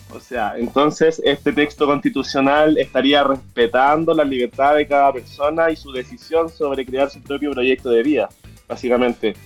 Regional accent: Concepción, Biobío, Chile; Nosotros somos de Concepción

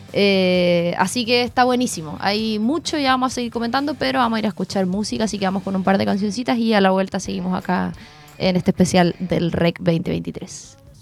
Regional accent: Concepción, Biobío, Chile; así como full penquista

